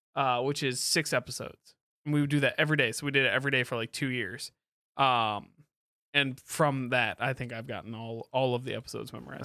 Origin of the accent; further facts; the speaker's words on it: Kalamazoo, Michigan, United States; moved away as an adult; I grew up in Kalamazoo from, like, two thousand one on, uh, until I moved away